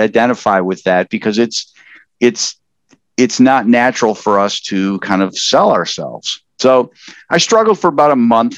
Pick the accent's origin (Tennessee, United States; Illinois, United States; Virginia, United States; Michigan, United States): Michigan, United States; Upper Peninsula of; moved away as an adult; also born or lived in Wisconsin; now in Columbus, United States; I grew up in the Upper Peninsula of Michigan and lived on a lake